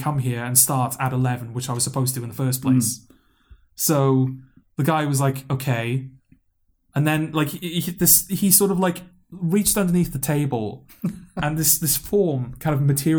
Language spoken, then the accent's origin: English; Newport, Wales, United Kingdom; accent: Newport; my Newport accent